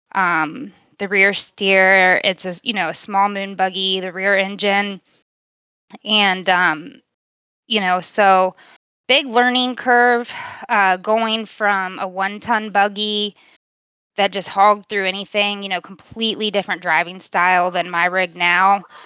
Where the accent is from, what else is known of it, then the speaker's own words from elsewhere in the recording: Virginia, United States; I'm from Virginia, born and raised